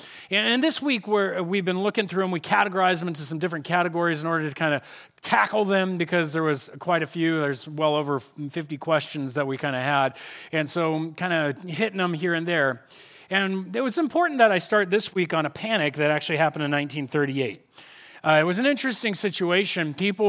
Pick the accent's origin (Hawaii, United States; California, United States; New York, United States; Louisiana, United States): California, United States; Corona; You know, I grew up here in Corona, and kind of the first introductions I received of the Bible was this idea that the Bible and youth group was told to us this way.